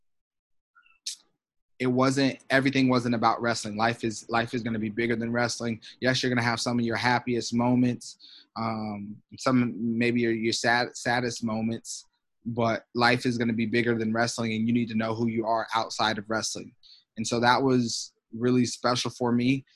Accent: Iowa, United States; we're in Iowa, my home state. We're at the place where I won, you know, like my state titles

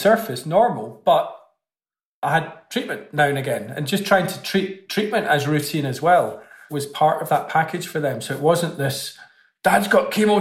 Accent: Scotland, United Kingdom; being Scottish

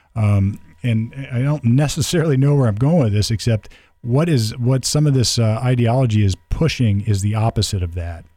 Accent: United States; we were all Americans

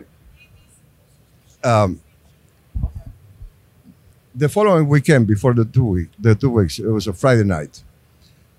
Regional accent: Uruguay; moved away as an adult; also born or lived in Canada; when I immigrated from Uruguay, I immigrated to Canada

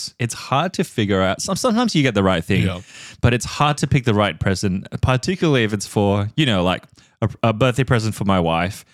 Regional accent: Singapore; I'm culturally from Singapore

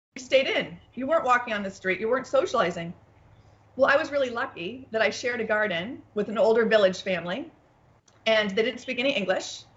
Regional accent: United States; being an American

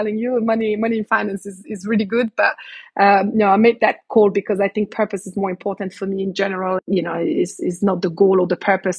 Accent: Canada; also born or lived in Morocco; I was born in Morocco before they decided to then move to Canada for a few years where I spent my childhood.

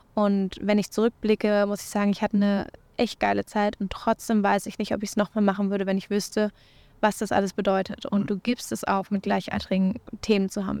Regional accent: Berlin, Germany; Ich komme natürlich aus Berlin

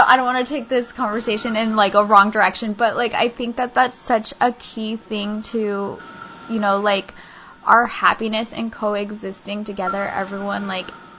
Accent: Kansas, United States; I grew up in Kansas too.

